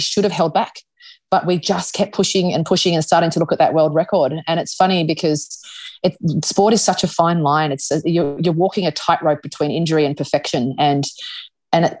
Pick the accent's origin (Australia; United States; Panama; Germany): Australia; we're Australian